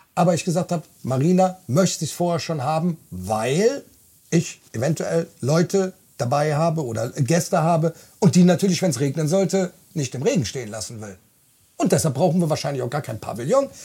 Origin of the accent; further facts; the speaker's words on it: Bonn, North Rhine-Westphalia, Germany; 49 Jahre, vom Beruf bin ich Kraftfahrer. Ich komme aus Bonn